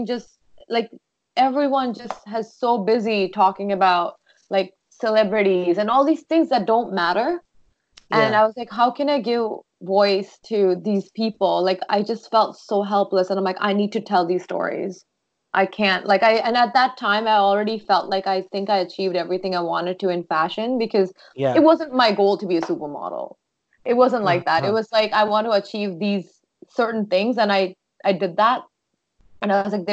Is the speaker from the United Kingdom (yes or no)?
no; Doha, Qatar; now in Sarnia, Canada; I grew up in Doha, Qatar, before I came to Sarnia